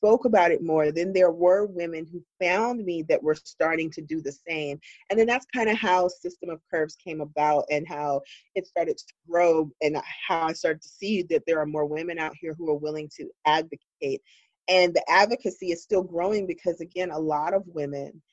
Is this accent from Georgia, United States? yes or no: yes; Georgia, United States; moved away; being a girl from the South, because I'm originally from Georgia